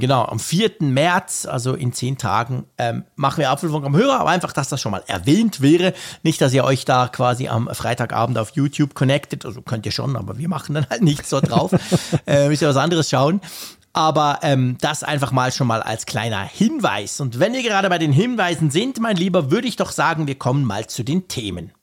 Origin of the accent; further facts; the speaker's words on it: Switzerland; also born or lived in Bern; als Schweizer aus den Bergen